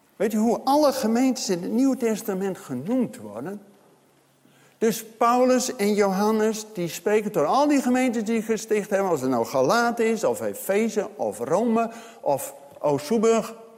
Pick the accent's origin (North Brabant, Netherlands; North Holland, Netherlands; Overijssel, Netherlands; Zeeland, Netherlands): Overijssel, Netherlands; Zwolle; bij ons in eh, Zwolle, waar ik vandaan kom